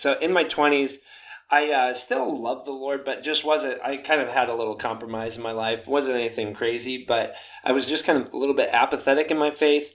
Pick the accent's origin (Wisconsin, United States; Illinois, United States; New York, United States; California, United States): Wisconsin, United States; Sparta; moved away; also born or lived in Minnesota; I was growing up in an even smaller town than you. My goodness. Uh, Sparta, Wisconsin.